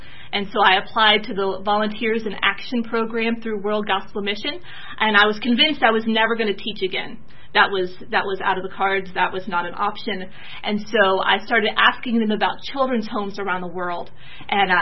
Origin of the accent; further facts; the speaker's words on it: Rome, Georgia, United States; moved away as an adult; now in Kenya; I grew up in Rome, Georgia, just up the road in a really strong Christian family